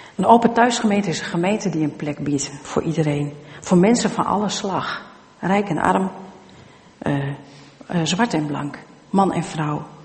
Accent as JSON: {"language": "Dutch", "area": "Twente", "region": "Overijssel", "country": "Netherlands", "said": "Ik ben zelf van Tukken"}